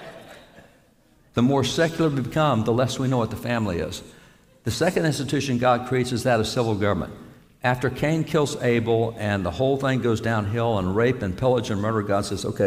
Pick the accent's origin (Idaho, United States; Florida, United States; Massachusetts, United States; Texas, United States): Texas, United States; I'm a cowboy from Texas